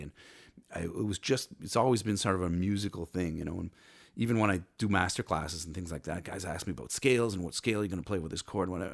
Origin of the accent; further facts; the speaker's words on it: Cornwall, Ontario, Canada; I was born and raised in Cornwall, Ontario